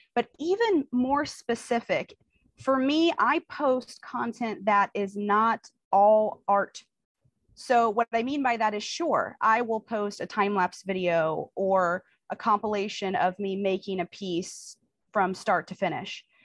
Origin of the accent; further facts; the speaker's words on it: Kansas City, United States; I'm from Kansas City. I live in Kansas City